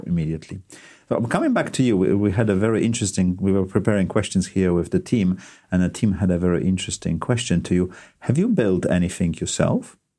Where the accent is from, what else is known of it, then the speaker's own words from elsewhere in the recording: Gdansk, Pomeranian Voivodeship, Poland; my hometown Gdansk